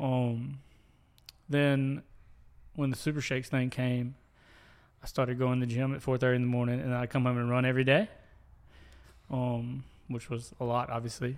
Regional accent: the Reservoir, Rankin County, Mississippi, United States; I grew up at the reservoir. Um, lived there since I was four

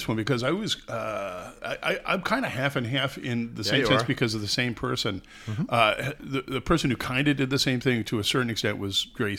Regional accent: Ireland; I'm Irish, buddy.

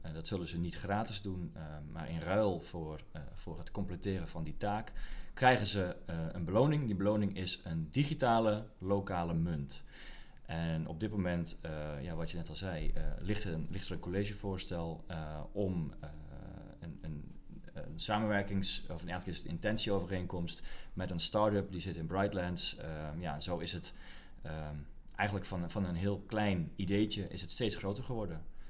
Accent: Kop van Noord-Holland, North Holland, Netherlands; moved away; also born or lived in Leeuwarden; ik kom zelf uit de kop van Noord-Holland

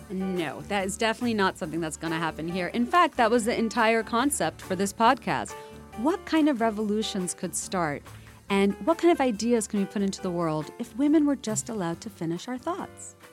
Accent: Bangladesh; now in United States; when I was growing up in Bangladesh

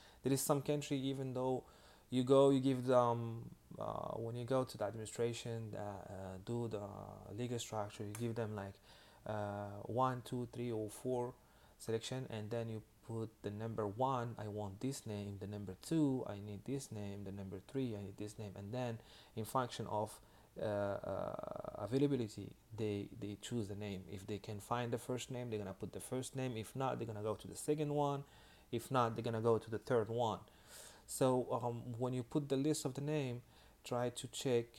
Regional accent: Miami, Florida, United States; I'm from Miami

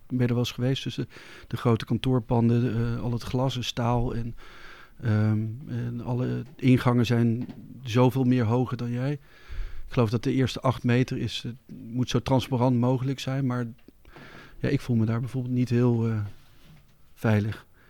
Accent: Netherlands; als Nederlander, als West-Europeaan

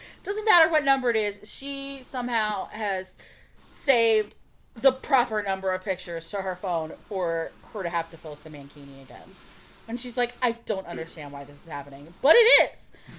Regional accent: United States; glad we're American.

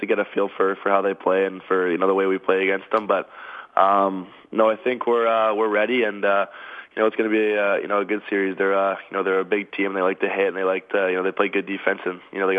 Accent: Mississauga, Ontario, Canada; I'm from Mississauga

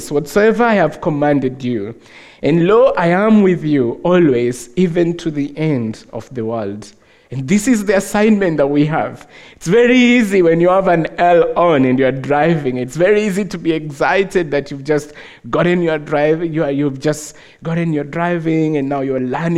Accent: Nairobi, Kenya; I'm from Africa, of course, from Kenya, Nairobi.

